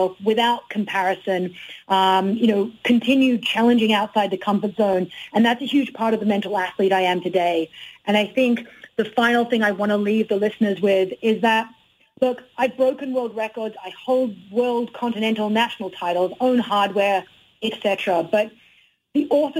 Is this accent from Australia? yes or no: yes; Australia; moved away; also born or lived in Canada; I've always maintained my connection with being an Aussie, my Aussie culture